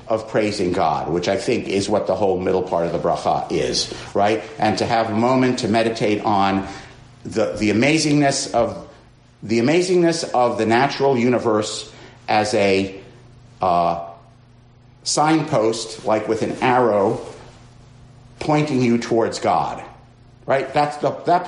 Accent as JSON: {"language": "English", "town": "New York City", "region": "New York", "country": "United States", "said": "I'm from Queens"}